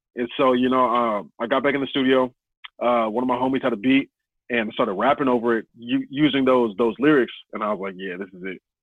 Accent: Snohomish, Washington, United States; I grew up out in Snohomish, but I say Everett

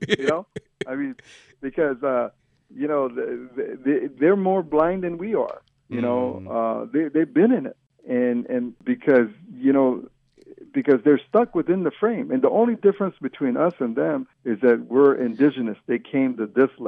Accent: San Carlos Apache, Arizona, United States; we're 15 different bands of Apache, and we're exiled out of our places and brought to San Carlos as prisoners of war

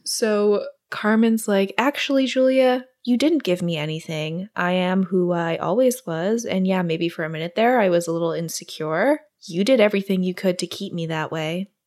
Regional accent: Singapore; moved away; also born or lived in New York; I grew up in Singapore

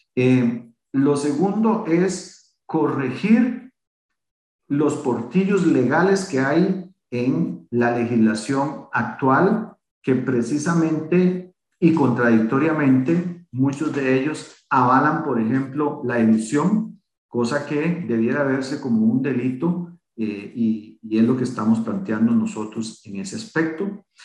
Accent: Costa Rica; así como muchos costarricenses en este país

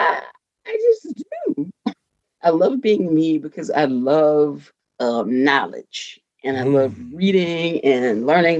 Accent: Mississippi Delta, United States; moved away; growing up in the Mississippi Delta, which is where I'm from originally

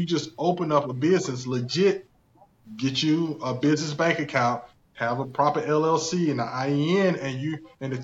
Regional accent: South Carolina, United States; accent: thick country; I'm originally from South Carolina, born and raised in South Carolina. That's why you hear the thick country accent sometimes

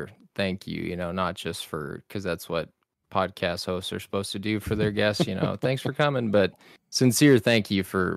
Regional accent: South Texas, United States; I grew up in South Texas on the Mexico border

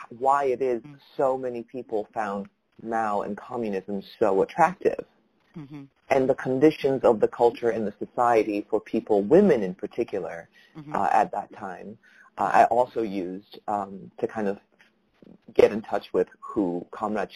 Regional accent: Taiwan; now in Los Angeles, United States; I was growing up in Taiwan, and then also here in the United States

